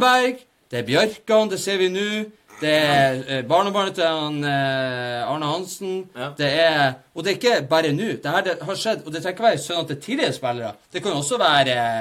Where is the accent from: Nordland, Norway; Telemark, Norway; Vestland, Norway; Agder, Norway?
Nordland, Norway; Bodø; vi er fra Bodø